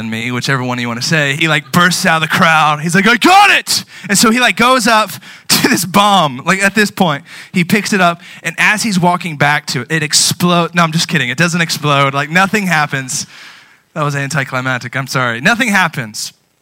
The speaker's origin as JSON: {"language": "English", "country": "United States", "said": "I love being an American"}